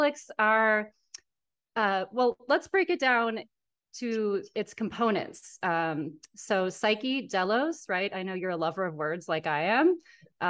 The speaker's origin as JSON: {"language": "English", "region": "Wisconsin", "country": "United States", "said": "I'm from Wisconsin"}